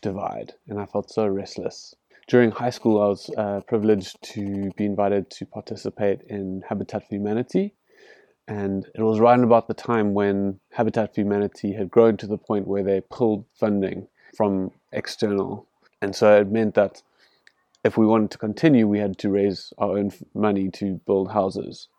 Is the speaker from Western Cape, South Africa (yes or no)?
yes; Cape Town, Western Cape, South Africa; I grew up in, in the leafy suburbs of Cape Town